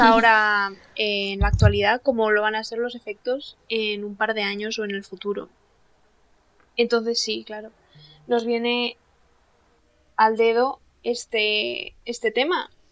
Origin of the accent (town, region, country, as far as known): Castilla-La Mancha, Spain